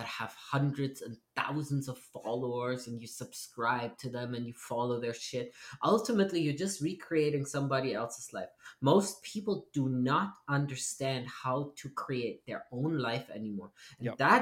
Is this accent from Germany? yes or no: yes; East Germany, Germany; moved away; we grew up in East Germany